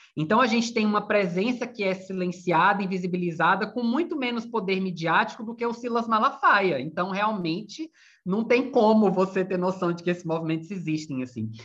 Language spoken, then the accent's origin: Portuguese; Bahia, Brazil; moved away as an adult; also born or lived in Viçosa, Minas Gerais; now in Rio de Janeiro, Brazil; Eu sou da Bahia, estudei em Minas, depois vim para o Rio